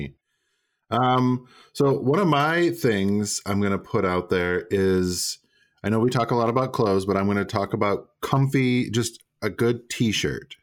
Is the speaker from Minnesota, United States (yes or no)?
yes; Minnesota, United States; moved away; I grew up in Minnesota